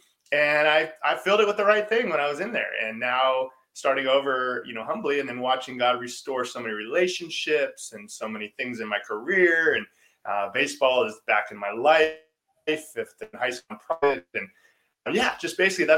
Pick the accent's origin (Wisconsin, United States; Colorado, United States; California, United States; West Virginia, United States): California, United States; Orange County; as a young boy growing up in Orange County, right down the street from you